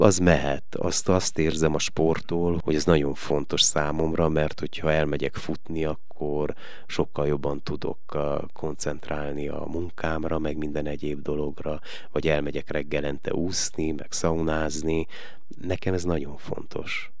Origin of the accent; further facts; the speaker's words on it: Miercurea Ciuc, Harghita County, Romania; moved away as an adult; now in Veszprém, Hungary; én Erdélyből jövök, és gyönyörű környezetből